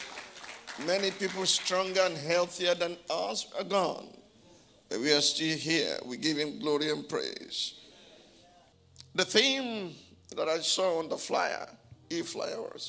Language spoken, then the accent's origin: English; Abeokuta, Ogun State, Nigeria; my hometown